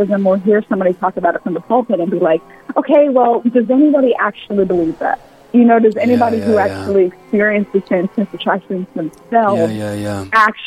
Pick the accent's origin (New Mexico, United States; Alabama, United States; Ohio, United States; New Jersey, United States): Alabama, United States; Mobile; So I'm a Southern maid, born and raised in Mobile, Alabama